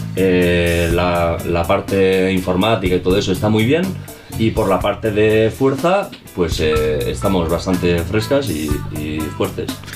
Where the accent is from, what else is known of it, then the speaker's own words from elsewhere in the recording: Galdakao, Basque Country, Spain; now in Bilbao, Spain; yo vengo de otro pueblo, soy de Galdaco, y pues me vine aquí